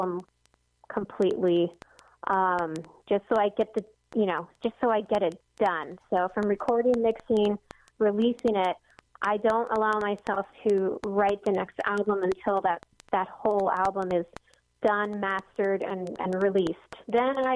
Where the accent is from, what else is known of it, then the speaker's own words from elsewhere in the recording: Hawaii, United States; we're all from Hawaii, so we kind of have that connection.